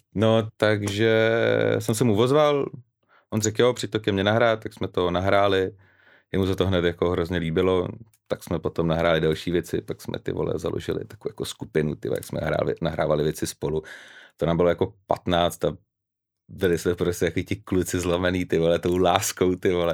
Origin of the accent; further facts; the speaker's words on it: Vodňany, South Bohemian Region, Czechia; now in Prague, Czechia; pocházím z Vodňan